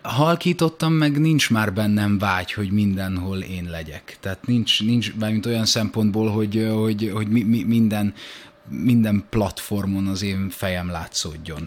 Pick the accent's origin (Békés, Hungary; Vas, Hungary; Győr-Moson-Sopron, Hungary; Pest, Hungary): Pest, Hungary; Budakalász; Szentendre mellette Budakallászon születtem.